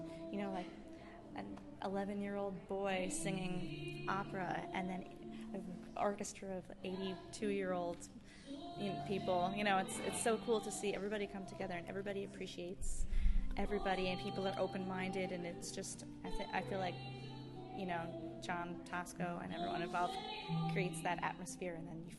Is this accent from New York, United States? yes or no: yes; New York, United States; I'm from New York